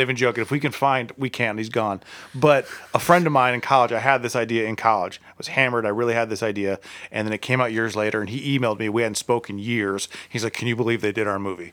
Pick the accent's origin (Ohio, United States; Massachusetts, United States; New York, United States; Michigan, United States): Ohio, United States; Akron; I'm from Akron